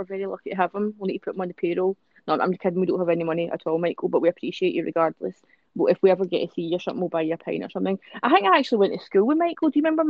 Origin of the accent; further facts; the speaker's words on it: Greenock, Scotland, United Kingdom; born there; also born or lived in United States / Australia; I was born here in Greenock, but then I moved to America for ages and Australia for ages.